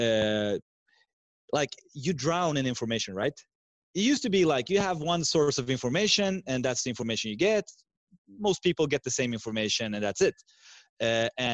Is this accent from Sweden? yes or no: yes; Sweden; English is a second language; I'm from Sweden with two parents from also different countries. My mother is from Finland, and my dad, as I said in the beginning, is Iranian Persian